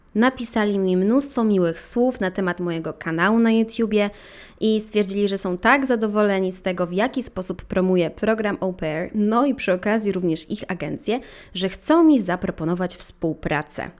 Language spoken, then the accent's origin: Polish; Ropczyce, Subcarpathian Voivodeship, Poland; tam skąd pochodzę w Robczycach